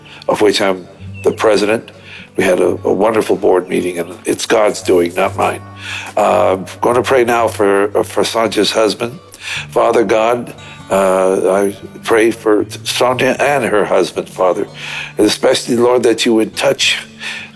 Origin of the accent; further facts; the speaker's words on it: Maryland, United States; moved away; newlyweds there in Maryland, where I grew up in Maryland.